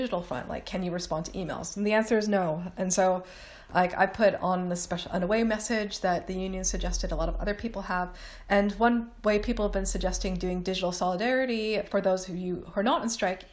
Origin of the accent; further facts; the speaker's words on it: Toronto, Ontario, Canada; moved away as an adult; now in England, United Kingdom; I am Canadian. This is England. The winter is like nothing compared to what I'm used to in Toronto